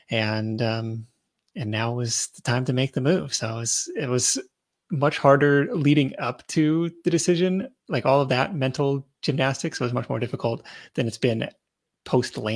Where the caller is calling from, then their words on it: Seattle, Washington, United States; Uh, from uh, Seattle, Washington.